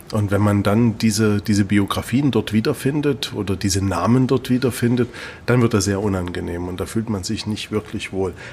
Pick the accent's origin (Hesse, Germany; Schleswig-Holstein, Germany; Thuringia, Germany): Thuringia, Germany; Nee, ich komme aus Thüringen, das macht es aber nicht besser.